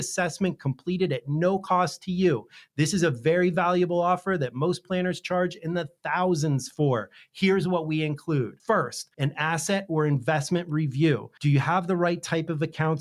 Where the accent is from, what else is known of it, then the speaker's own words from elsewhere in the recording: Pennsylvania, United States; I grew up in Pennsylvania where football was treated very similar to Florida and Texas